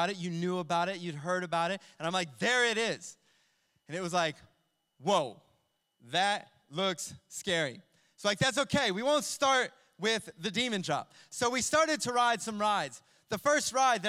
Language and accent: English; Ohio, United States; where I grew up in Ohio